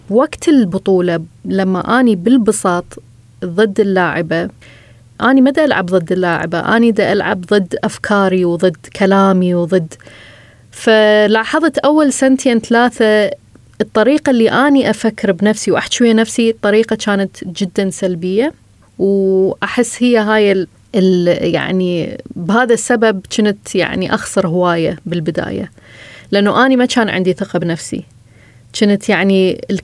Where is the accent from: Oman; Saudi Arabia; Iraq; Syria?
Iraq; من العراق، وهذه قصتي.